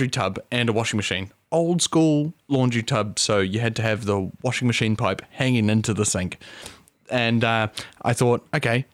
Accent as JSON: {"language": "English", "country": "New Zealand", "said": "I'm a Kiwi plumber"}